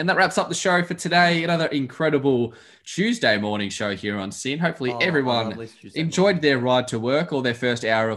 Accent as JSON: {"language": "English", "town": "Adelaide", "region": "South Australia", "country": "Australia", "said": "I am from Adelaide"}